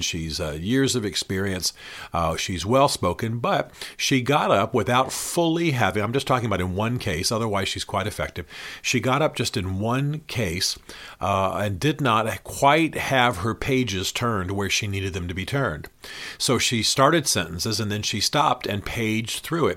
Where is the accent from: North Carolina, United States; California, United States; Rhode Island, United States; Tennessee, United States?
Tennessee, United States; also born or lived in Washington, D.C. / Nashville; I am from Tennessee, as you know. I lived in Tennessee for many years, and now I split my time between D C and Nashville